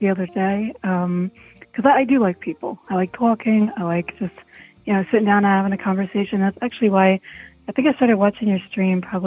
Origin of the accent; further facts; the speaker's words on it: Italy; moved away; I'm Italian, like, actually Italian, not like New York Italian, like born and raised in Italy